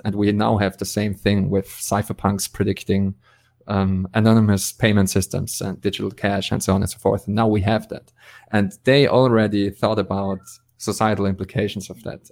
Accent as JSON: {"language": "English", "country": "Austria", "said": "I'm from Austria"}